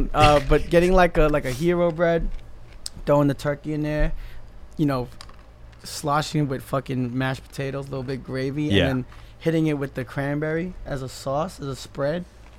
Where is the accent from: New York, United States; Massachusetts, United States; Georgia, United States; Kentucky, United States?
New York, United States; growing up in New York